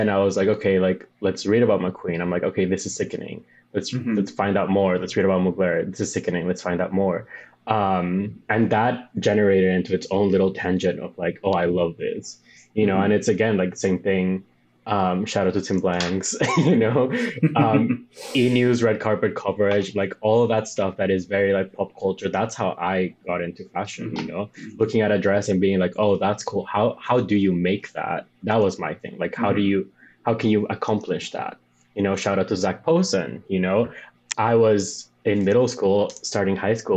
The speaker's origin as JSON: {"language": "English", "country": "Bolivia", "tie": "born or raised there", "second_language": "English", "moved": "yes", "lives_now": "New York, United States", "said": "I'm from Bolivia"}